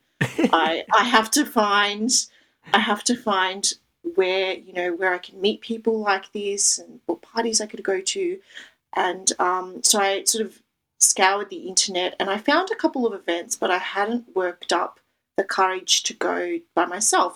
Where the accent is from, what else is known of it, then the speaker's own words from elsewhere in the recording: Melbourne, Victoria, Australia; I'm from Melbourne, Australia